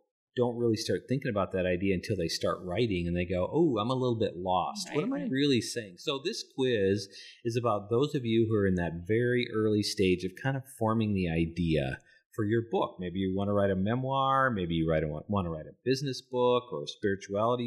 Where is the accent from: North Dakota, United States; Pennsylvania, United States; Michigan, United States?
North Dakota, United States; I grew up in North Dakota, and so I grew up in the salt and the snow.